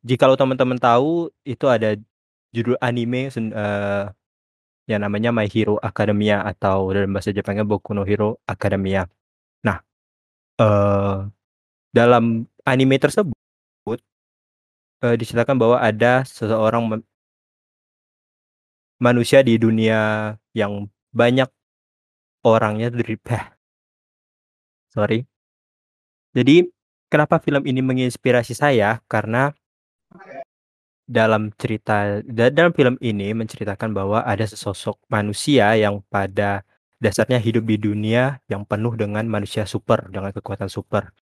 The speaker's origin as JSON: {"language": "Indonesian", "town": "Pontianak", "region": "West Kalimantan", "country": "Indonesia", "said": "saya asalnya dari Pontianak."}